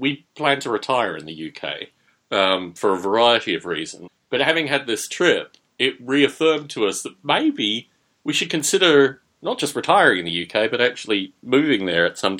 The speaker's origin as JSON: {"language": "English", "town": "Adelaide", "region": "South Australia", "country": "Australia", "tie": "born or raised there", "said": "I was born in Adelaide"}